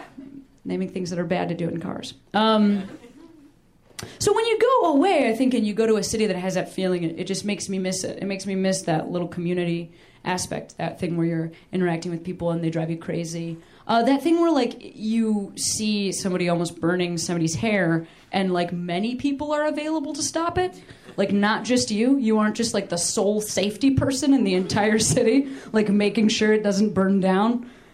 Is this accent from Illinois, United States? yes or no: yes; Chicago, Illinois, United States; I'm from Chicago. Chicago's like a city